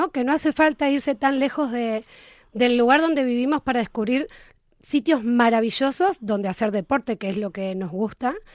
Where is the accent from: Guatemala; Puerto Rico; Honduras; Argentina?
Argentina; soy argentina